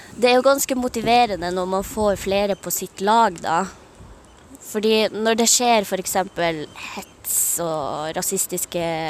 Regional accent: Karasjok, Finnmark, Norway; moved away; jeg kom ut fra Karasjok, der hvor det er ganske godt og trygt å være samisk

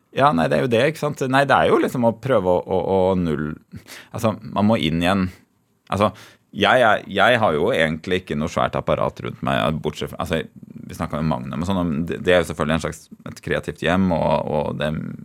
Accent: Tønsberg, Vestfold, Norway; moved away as an adult; Før jeg flytta fra Tønsberg.

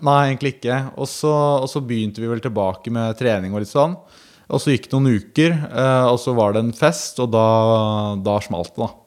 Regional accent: Porsgrunn, Telemark, Norway; moved away; vi er jo fra Porsgrunn

